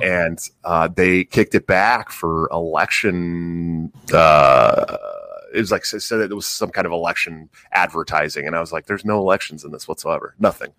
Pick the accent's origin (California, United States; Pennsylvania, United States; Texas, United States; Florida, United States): California, United States; Oakland; I'm from, I'm from Oakland, California